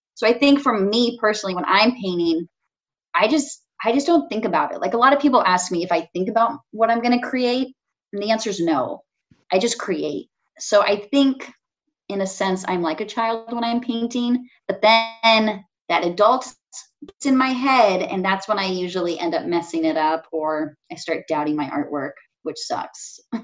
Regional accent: California, United States; now in Chicago, United States; growing up in California

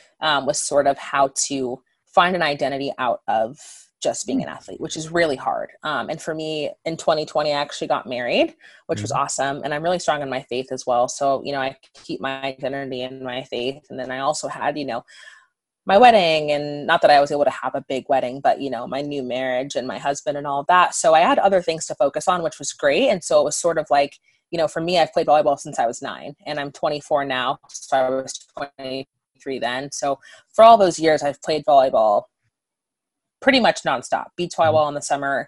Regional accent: Southern California, United States; moved away as an adult; also born or lived in Seattle; where I grew up in Southern California

